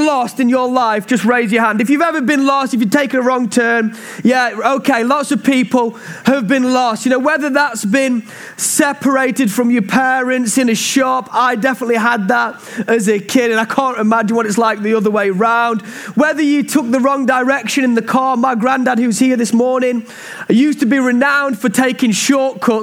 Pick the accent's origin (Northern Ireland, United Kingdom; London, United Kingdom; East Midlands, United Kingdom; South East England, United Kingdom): East Midlands, United Kingdom; Mansfield; We love this town called Mansfield, and really this is my hometown. I grew up in a church called Bosworth Street